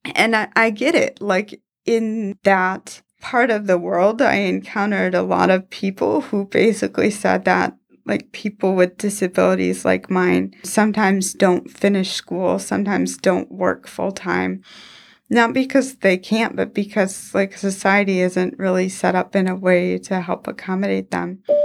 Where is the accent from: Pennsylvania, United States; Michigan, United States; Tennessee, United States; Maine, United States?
Michigan, United States; Houghton Lake; I'm originally from Houghton Lake, Michigan